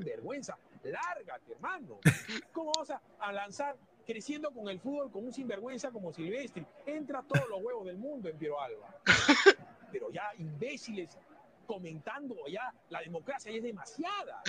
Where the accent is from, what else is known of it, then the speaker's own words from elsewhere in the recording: Peru; como yo, como cualquier peruano